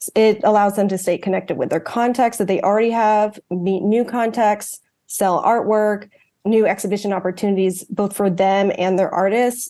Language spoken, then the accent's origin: English; outside Washington D.C., District of Columbia, United States; first language English; growing up outside Washington D.C.